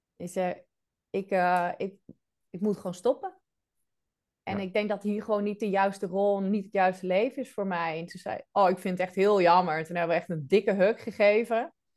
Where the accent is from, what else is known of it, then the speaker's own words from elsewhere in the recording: Netherlands; moved away as an adult; also born or lived in Rhodes, Greece / Amsterdam; now in Belgium; Wel in Nederland geboren, getogen.